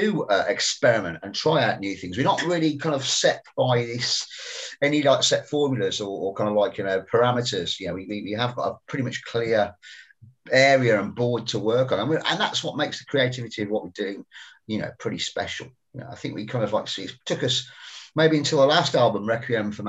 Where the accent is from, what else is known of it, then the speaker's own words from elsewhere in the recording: West Midlands, United Kingdom; because we're from the Midlands, we've got a very independent sense of our identity up here. We're not Northerners